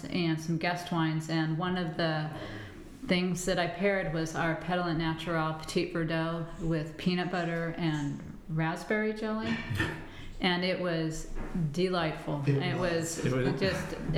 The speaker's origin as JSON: {"language": "English", "region": "Washington", "country": "United States", "tie": "born or raised there", "moved": "yes", "lives_now": "North Carolina, United States", "said": "I grew up in Washington State"}